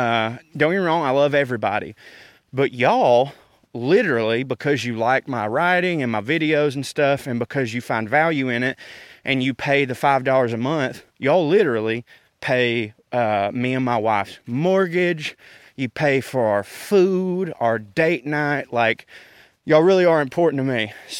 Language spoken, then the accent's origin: English; the South, United States; It does bother me when people assume that because I'm from the South, I'm a bigoted dum-dum.